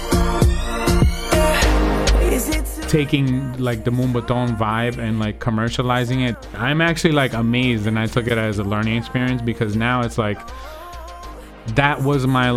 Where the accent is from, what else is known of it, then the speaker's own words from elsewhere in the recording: New Jersey, United States; also born or lived in Brazil / Bronx, New York; I came to America when I was like 4 or 5 years old, and my family originally moved to like the Bronx. Then we moved to Jersey